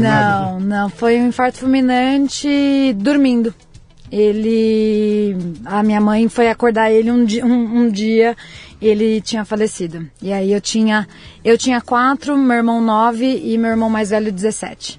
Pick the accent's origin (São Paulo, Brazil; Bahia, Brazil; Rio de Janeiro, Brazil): São Paulo, Brazil; Itaquaquecetuba; moved away as an adult; also born or lived in Mogi das Cruzes; now in Sydney, Australia; Eu nasci em Mogi das Cruzes, mas minha família sempre morou em Itaquaquecetuba, Grande São Paulo.